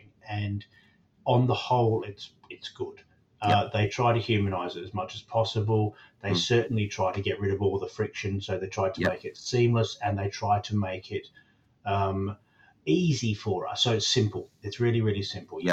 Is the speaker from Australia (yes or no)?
yes; Australia; now in United Kingdom; I talk as an Australian who's lived here a long time